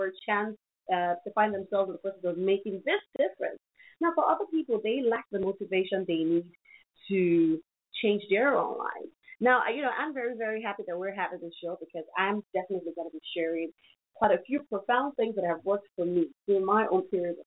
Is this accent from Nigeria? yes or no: yes; Nigeria; my country, Nigeria